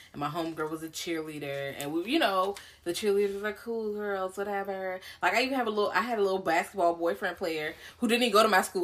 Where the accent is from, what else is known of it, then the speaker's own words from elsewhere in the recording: Richmond, Virginia, United States; I'm from Richmond. Like Richmond is pretty black